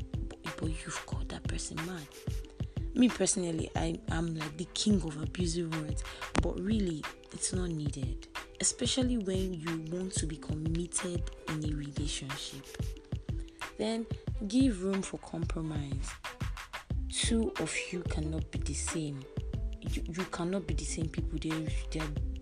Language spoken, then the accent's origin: English; Nigeria; as a Nigerian